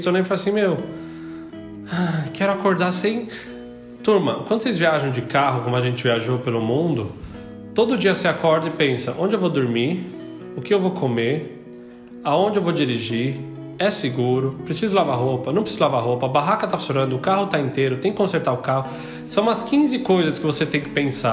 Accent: São Paulo, Brazil; moved away as an adult; now in Portugal; eu sou de São Paulo

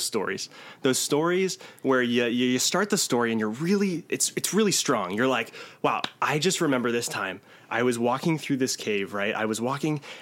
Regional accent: Virginia Beach, Virginia, United States; I am from Virginia Beach

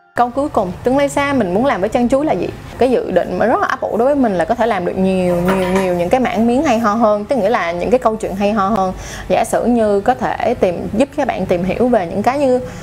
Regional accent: Ho Chi Minh City, Vietnam; mình lớn lên ở Sài Gòn mình sinh ra ở Sài Gòn nói chung là mình đã dành cả một cuộc đời của mình ở Sài Gòn

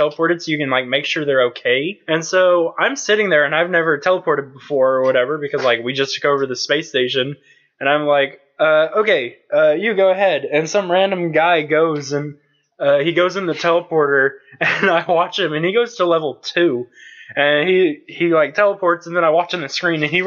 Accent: United States; We're American.

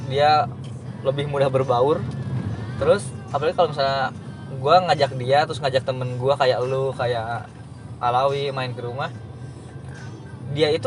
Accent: West Java, Indonesia; gue kan orang Sunda Sunda itu kan sebenarnya nggak

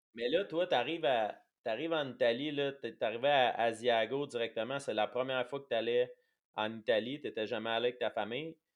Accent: Quebec, Canada; on est québécois

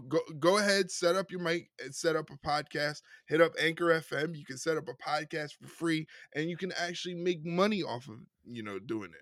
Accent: New York City, New York, United States; a Puerto Rican male from New York City

